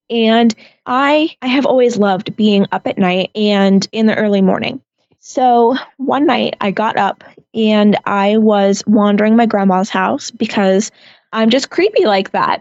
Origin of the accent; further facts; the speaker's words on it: Lake Mary, Florida, United States; I was born here in Lake Mary, Florida